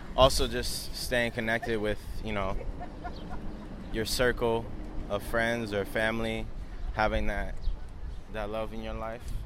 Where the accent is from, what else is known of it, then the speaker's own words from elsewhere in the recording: Long Island, New York, United States; now in New York City, United States; I'm originally from Long Island, New York